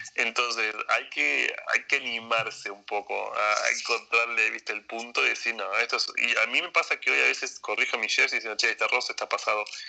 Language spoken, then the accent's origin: Spanish; Argentina; moved away as an adult; also born or lived in Japan; now in Seoul, South Korea; hago argentino porque soy argentino